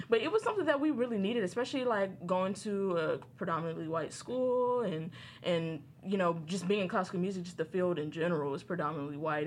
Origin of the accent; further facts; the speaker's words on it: Inglewood, California, United States; I'm from Inglewood, California